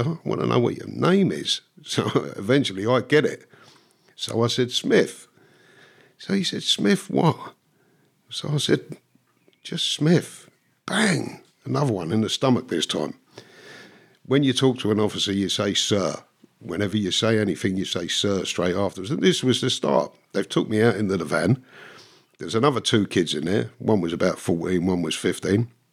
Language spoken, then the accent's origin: English; London, United Kingdom; moved away; I was born in London. My parents were Irish immigrants from Dublin.